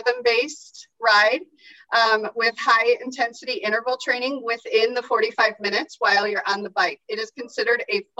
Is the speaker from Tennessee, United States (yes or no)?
no; St. Charles, Illinois, United States; also born or lived in Chicago / Geneva, Illinois; I grew up out here. I grew up in the St. Charles area.